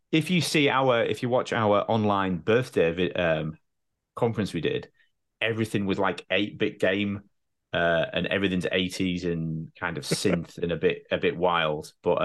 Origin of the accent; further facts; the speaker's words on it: United Kingdom; As a Brit, you can get from one side of the country to the other in a train or a flight quite easily.